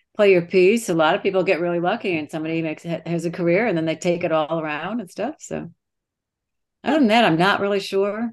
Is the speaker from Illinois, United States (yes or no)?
yes; Streator, Illinois, United States; moved away; I'm from Streeter, Illinois.